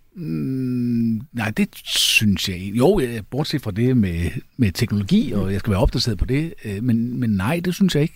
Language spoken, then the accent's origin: Danish; Jutland, Denmark; jeg er jyde